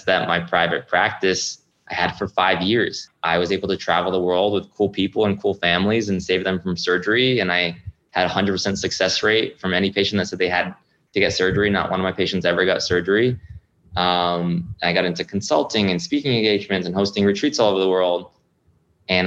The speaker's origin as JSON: {"language": "English", "region": "Rhode Island", "country": "United States", "tie": "born or raised there", "moved": "as an adult", "said": "my hometown in Rhode Island"}